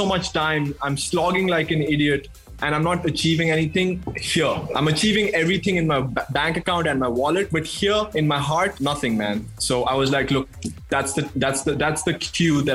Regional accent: Madhya Pradesh, India; We are in Bandhavgarh National Park in central India, Madhya Pradesh. I've grown up in this state

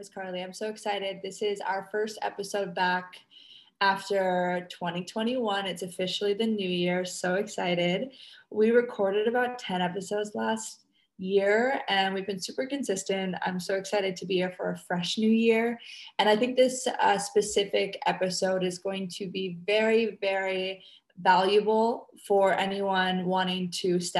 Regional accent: Canada; now in Indonesia; I'm a Canadian girl living on a tiny ass tropical island in Indonesia.

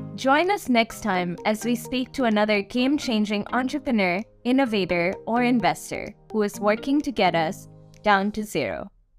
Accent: Singapore; I come from Singapore

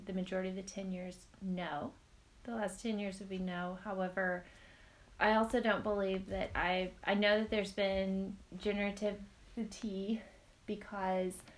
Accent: Northwest Arkansas, United States; also born or lived in Northeast United States; I am from Northwest Arkansas. I lived up in the Northeast for a short time

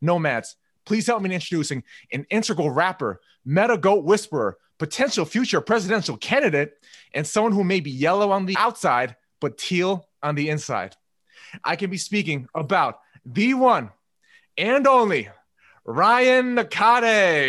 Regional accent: South Korea; Like, I know I'm Korean, but I'm actually terrible at StarCraft.

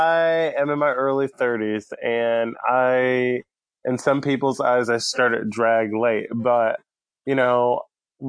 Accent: Pensacola, Florida, United States; also born or lived in Tampa, United States; now in Kentucky, United States; currently I'm in Kentucky, but I grew up in Pensacola

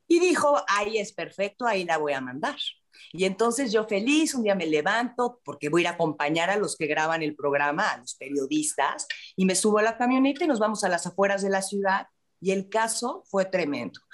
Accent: Mexico City, Mexico; Yo aquí soy chilanga, en la Ciudad de México

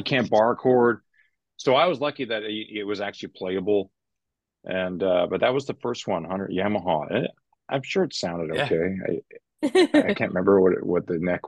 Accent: Vancouver, British Columbia, Canada; I grew up in Vancouver

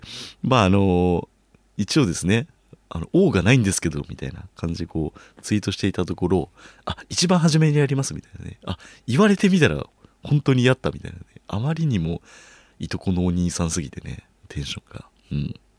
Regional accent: Chiba, Japan; now in Tokyo, Japan; 僕がね、千葉出身ってことで

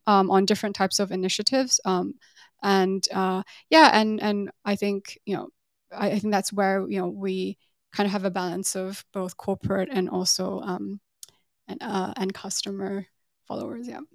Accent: England, United Kingdom; moved away as an adult; also born or lived in Taiwan / Singapore; now in Hong Kong; grew up in the U K

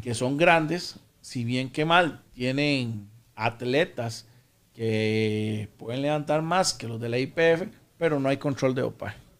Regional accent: San José, Costa Rica; also born or lived in Aserrí; now in Escazú, Costa Rica; en Puro Centro San José, era de, Barrio Córdoba, que es ahí por el Parque La Paz

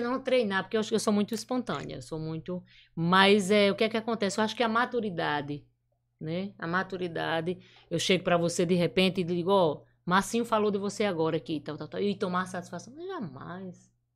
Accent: Brejo do Cruz, Paraíba, Brazil; born or raised there; moved away; also born or lived in Catolé do Rocha / São Paulo / São Luís

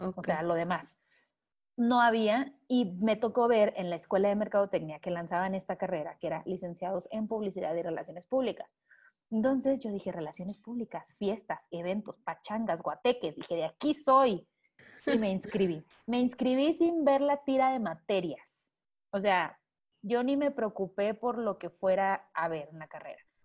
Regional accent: Manzanillo, Colima, Mexico; now in Mexico City, Mexico; soy originaria de Manzanillo, Colima

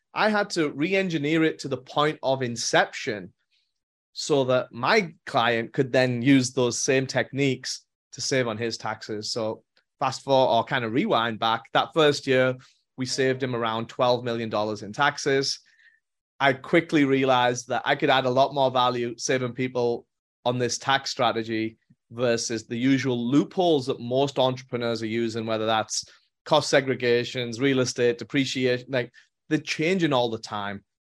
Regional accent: England, United Kingdom; moved away as an adult; also born or lived in Europe; now in United States; born and raised in England

